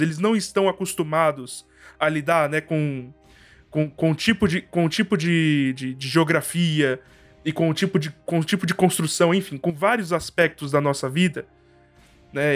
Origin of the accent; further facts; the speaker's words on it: Brazil; minha vivência como brasileiro e como estudante de direito